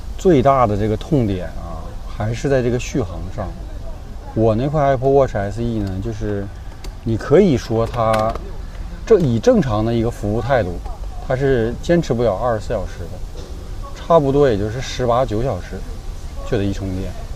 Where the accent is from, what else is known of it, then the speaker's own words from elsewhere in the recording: Northeast China, China; accent: Northeastern Mandarin; 用我们东北话讲